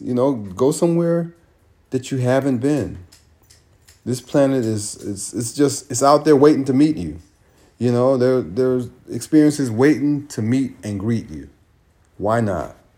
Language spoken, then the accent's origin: English; California, United States; moved away; I live in California. California is amazing. California, I grew up in California and didn't know California until I came back